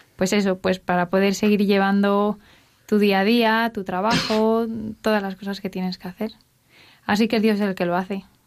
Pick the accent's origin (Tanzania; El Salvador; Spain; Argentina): Spain; Asturias; now in Madrid, Spain; somos un matrimonio joven que estamos en Madrid, pero somos los dos asturianos